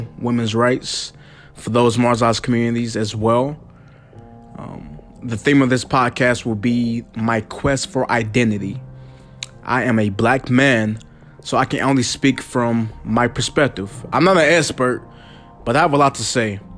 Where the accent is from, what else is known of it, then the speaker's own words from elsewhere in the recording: the South, United States; I'm from the South, where people pronounce potato, potato.